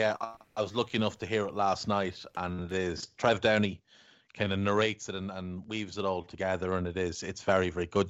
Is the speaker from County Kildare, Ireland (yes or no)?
no; Navan, County Meath, Ireland; accent: townie; We're both from Navan in, in County Meath in Ireland. And I'm, I'm a townie, so I've got this townie, scumbaggy kind of accent.